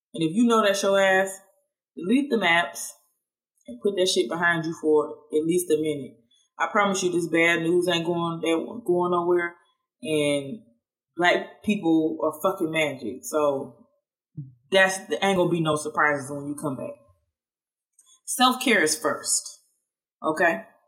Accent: Statesboro, Georgia, United States; now in Washington, D.C., United States; people in my hometown where I'm originally from, F. Statesboro, Georgia

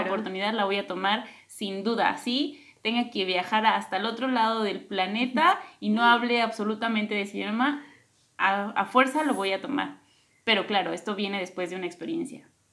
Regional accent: Mexico

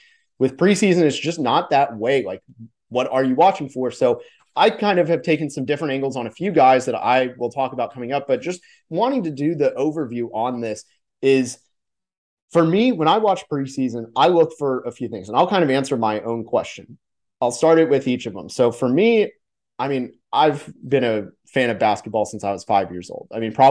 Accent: Orlando, Florida, United States; I'm from Orlando.

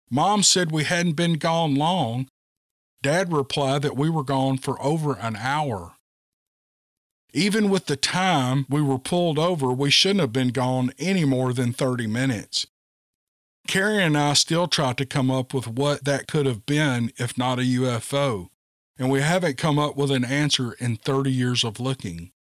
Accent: Bend, Oregon, United States; This encounter happened when I was around 15. I grew up in Bend, Oregon.

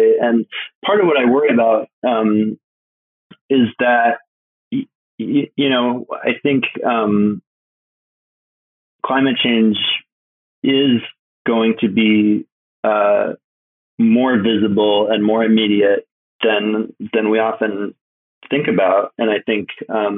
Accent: Alaska, United States; I'm from Alaska

